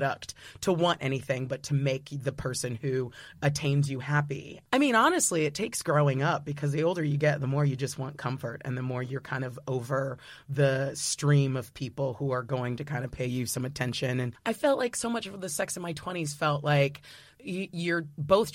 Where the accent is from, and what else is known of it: United States